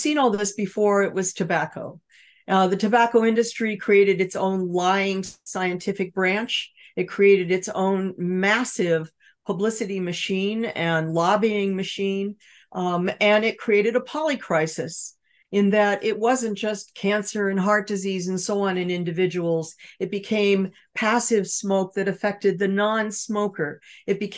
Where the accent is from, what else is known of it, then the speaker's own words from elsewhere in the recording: Los Angeles, California, United States; I grew up in California, surrounded by Standard Oil, with oil derricks offshore, pumping tar onto the beaches